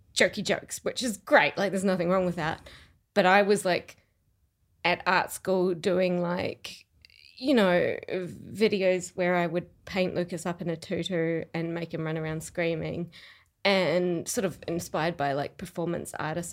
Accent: Rotorua, Bay of Plenty, New Zealand; now in Melbourne, Australia; I grew up in New Zealand.

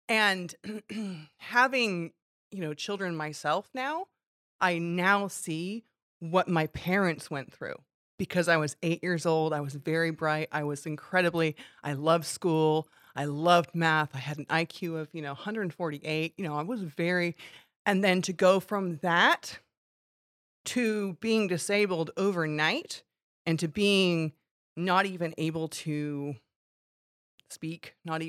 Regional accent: California, United States; also born or lived in Hong Kong; I was born in Hong Kong at a young age. My mom was in Hong Kong as a teacher. My dad was in Hong Kong as a police officer. And then we moved to California.

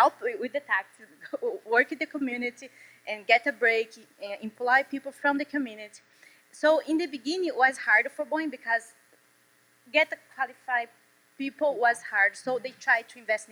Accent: Brazil; English is a second language; moved away as an adult; also born or lived in Washington, D.C.; now in South Carolina, United States; when I first come over here to US, it was like 6 years ago from Brazil

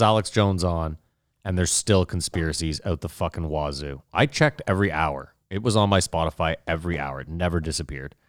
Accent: Canada; we're Canadian

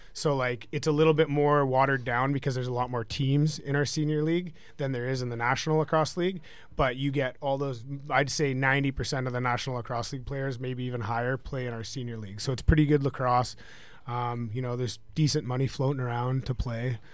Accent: just outside of Vancouver, British Columbia, Canada; moved away; I'm from, uh, just outside of Vancouver, British Columbia, Canada

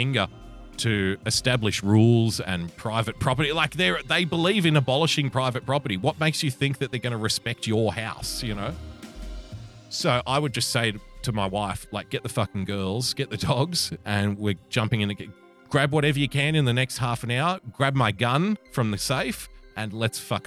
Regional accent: Australia; I'm an Australian

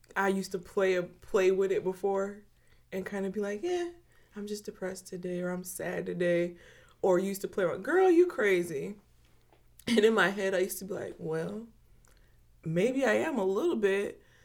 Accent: Chicago suburbs, Illinois, United States; I grew up in the Midwest, you know, suburbs. Chicago suburbs

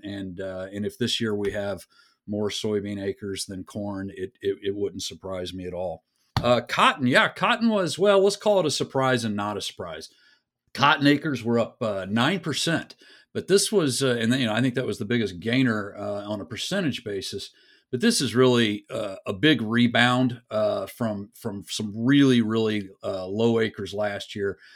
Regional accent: West Texas, United States; I'm from West Texas.

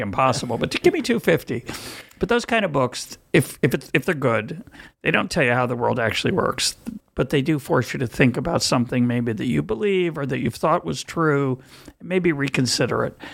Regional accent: United States; now in Israel; as an American

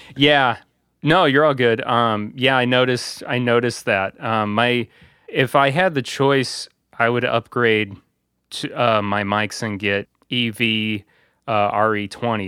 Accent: Bourbonnais, Illinois, United States; I work at a, a small, uh, radio station company in my hometown area of Bourbon A, Illinois

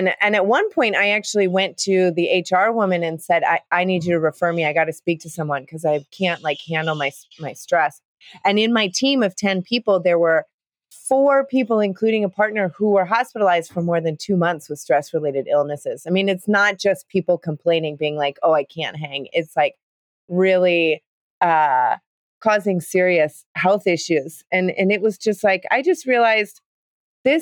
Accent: Chicago, Illinois, United States; also born or lived in London, United Kingdom; now in Costa Rica; I grew up in Chicago in a conservative family, conservative household. I mean, you know, I had the typical Midwestern childhood

